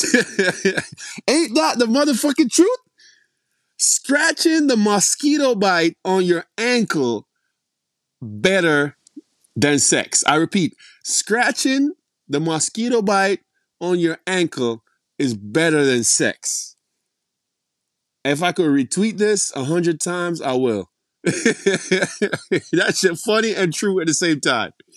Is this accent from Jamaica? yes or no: yes; Jamaica; moved away as an adult; now in United States; I was born and raised in Jamaica